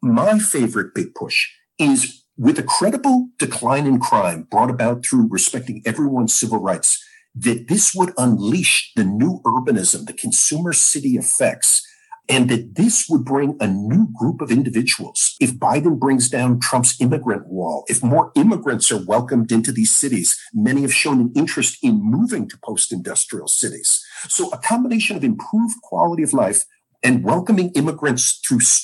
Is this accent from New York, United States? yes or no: yes; New York City, New York, United States; I grew up in New York City in the 1970s